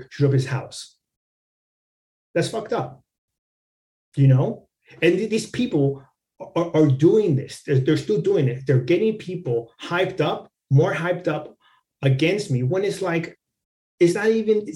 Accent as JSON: {"language": "English", "country": "Mexico", "tie": "born there", "first_language": "es", "second_language": "English", "said": "Even though I was born in Mexico, you know, Spanish was my first language. My family are indigenous people from Mexico"}